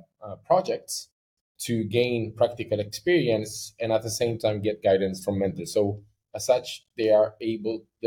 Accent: Sweden; now in United Arab Emirates; I'm from Sweden. So, you know, in Sweden, there's one curriculum

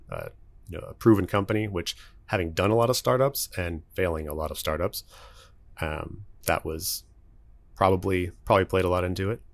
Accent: Dallas, Texas, United States; also born or lived in Lubbock; I am from Dallas. Actually, been here all but one year of my life

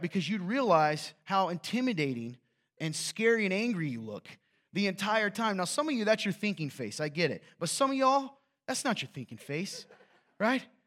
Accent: the South, United States; I'm from the South

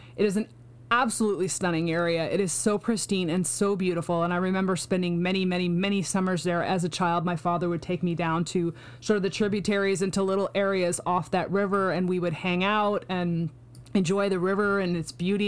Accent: Pacific Northwest, United States; I grew up in the Pacific Northwest

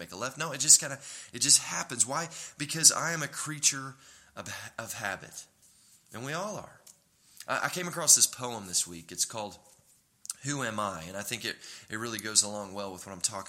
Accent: Tulsa, Oklahoma, United States; also born or lived in Dallas, Texas; we were raised in Tulsa, and I'd lived in Dallas for 7 years, and then we moved to Oklahoma City

